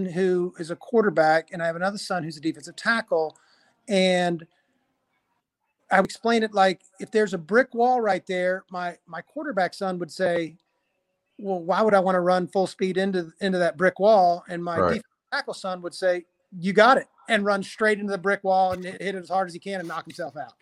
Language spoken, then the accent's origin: English; Tallahassee, Florida, United States; born or raised there